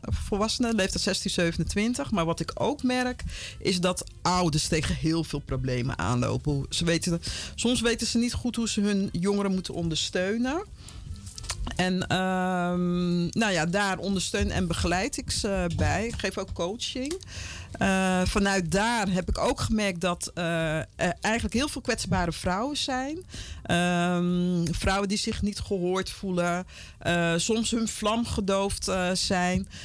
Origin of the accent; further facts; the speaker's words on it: Vlaardingen, South Holland, Netherlands; moved away as an adult; also born or lived in Paramaribo, Suriname / Utrecht / Amsterdam; now in Almere, Netherlands; ik ben in Eh, Rotterdam, Vlaardingen opgegroeid